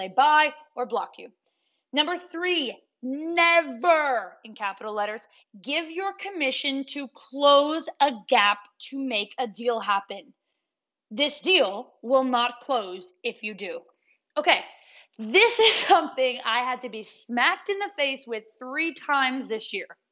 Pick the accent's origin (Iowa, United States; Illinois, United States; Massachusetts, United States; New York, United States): New York, United States; I'm from New York